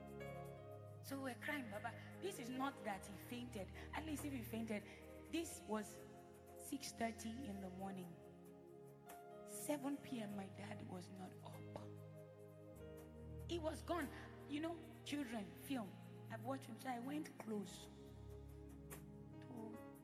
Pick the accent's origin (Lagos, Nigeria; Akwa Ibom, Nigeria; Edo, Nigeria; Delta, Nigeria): Edo, Nigeria; I'm from Edo State.